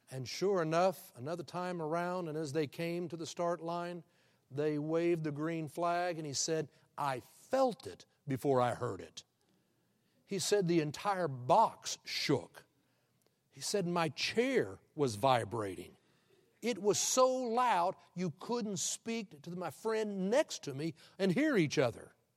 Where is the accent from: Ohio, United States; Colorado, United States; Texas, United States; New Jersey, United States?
Texas, United States; Houston; he was from my hometown